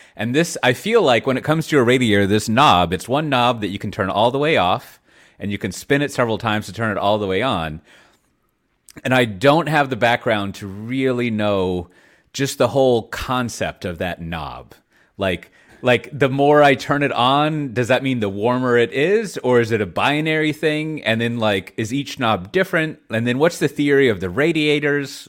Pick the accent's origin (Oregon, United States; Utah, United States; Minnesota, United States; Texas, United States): Texas, United States; Austin; moved away; I come from Austin, Texas, uh, a land of warmth